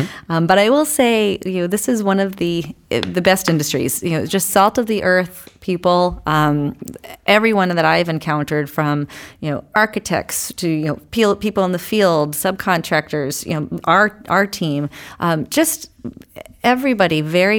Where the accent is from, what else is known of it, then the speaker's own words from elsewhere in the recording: Guilford, New Hampshire, United States; also born or lived in Laconia; So I, too, am a Lakes Region native. I grew up in Guilford. Actually born in Laconia, moved over to Guilford. So been in this area a long time, moved out of the area, came back.